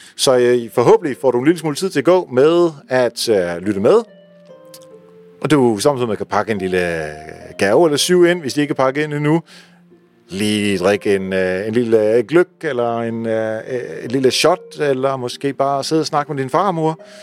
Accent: Netherlands; now in Denmark; nu kommer jeg jo fra Holland

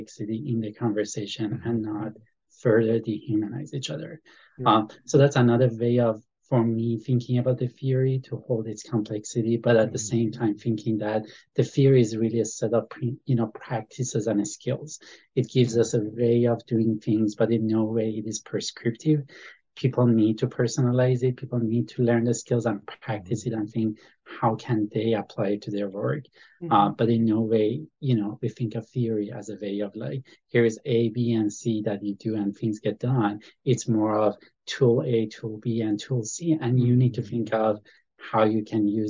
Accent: Iran; now in United States; I came to the United States. I'm from Iran

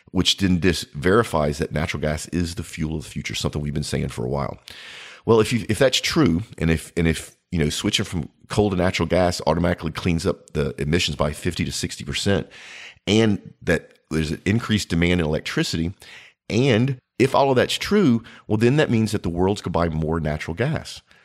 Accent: United States; as an American

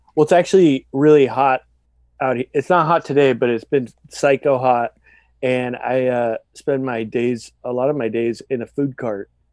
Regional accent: San Diego, California, United States; growing up in San Diego

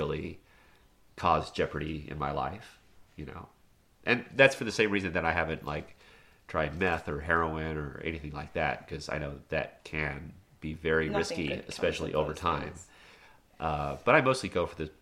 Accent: Dallas, Texas, United States; this is the house I grew up with in Dallas, Texas.

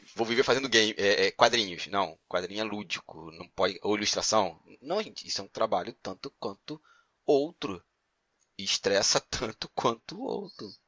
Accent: Magé, Rio de Janeiro, Brazil; moved away as an adult; now in Ireland; eu sou originário de Piabetá, ali perto de Caxias, cidade de Magé

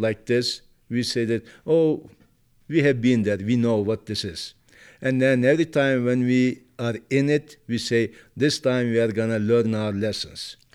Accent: Turkey; moved away; I was born and raised in Turkey

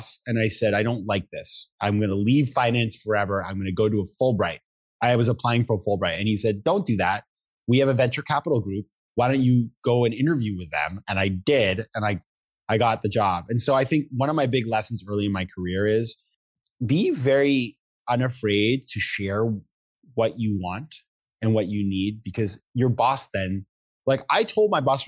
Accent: Maine, United States; moved away; I come from Maine. I come from a small town.

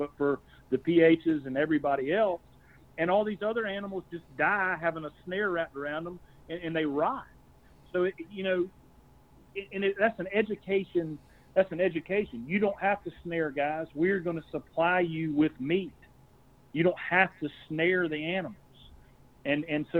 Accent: Columbia, South Carolina, United States; also born or lived in Camden, South Carolina; we moved back to Columbia, and we bought a house on the street that I grew up on

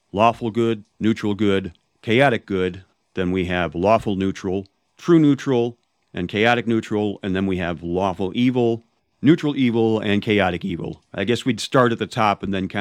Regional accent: Chicago, Illinois, United States; I'm from the Chicago area. I've been here all my life, so I'm the Midwesterner of the group here

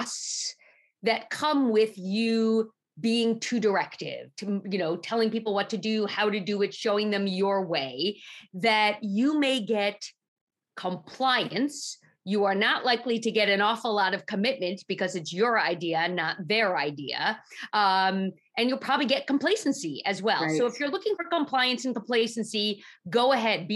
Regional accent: New York City, New York, United States; I grew up in Manhattan

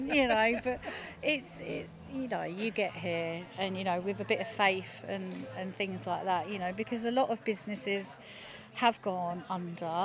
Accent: Felixstowe, East of England, United Kingdom; being born, bred round Felixstowe, you know, it's my hometown

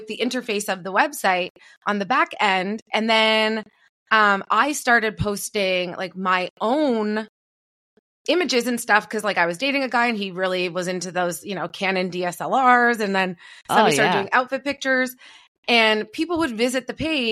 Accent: Toronto, Ontario, Canada; I'm from Toronto, from … City

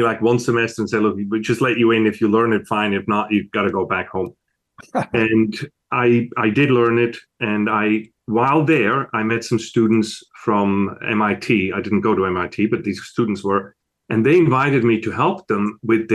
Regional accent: Switzerland; moved away as an adult; also born or lived in Italy; now in United States; As you can tell from my accent, I wasn't born in America. I was born over in Switzerland, in Europe.

